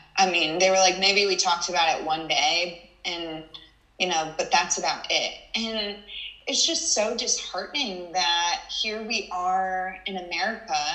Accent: Texas, United States; I was from Texas

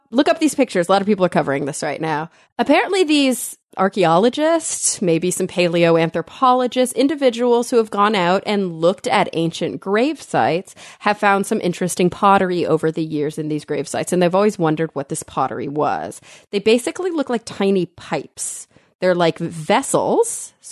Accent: Texas, United States; I'm a Texan.

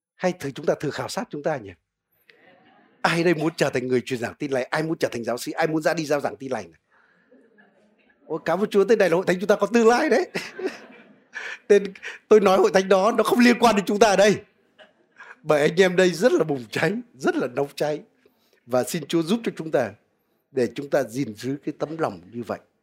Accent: Vietnam; moved away; người Việt Nam chúng ta

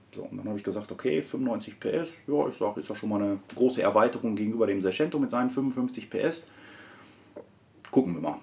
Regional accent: Herne, North Rhine-Westphalia, Germany; komme aus Wanne-Eickel, bin dort auch geboren, bin aufgewachsen ganz normal.

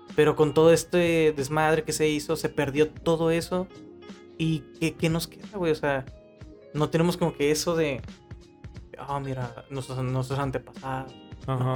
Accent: Mexico

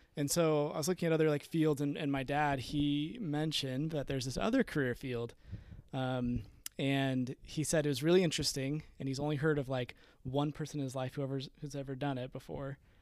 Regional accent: Peoria, Arizona, United States; I was born and raised in Arizona. Um, I grew up in Peoria, Arizona, which is kinda like Northwest Phoenix.

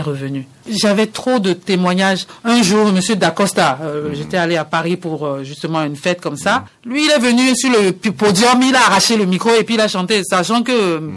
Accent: Lomé, Maritime, Togo; moved away; also born or lived in Benin; À Lomé, dans mon quartier à Kodjoviakopé

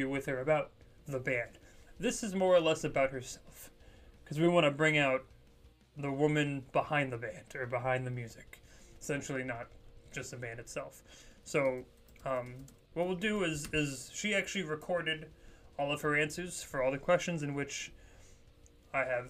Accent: Poland; I myself am Polish

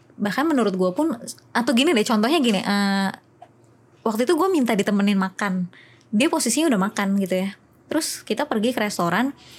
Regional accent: West Java, Indonesia; gue lahir di daerah Jawa Barat

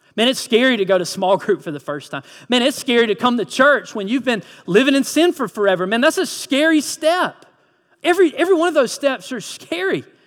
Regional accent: Lyons, Georgia, United States; I'm originally from Lyons, Vidalia area

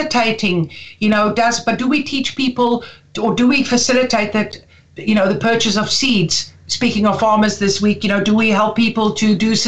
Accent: Karoo, South Africa; now in Dublin, Ireland; I come from the Karoo

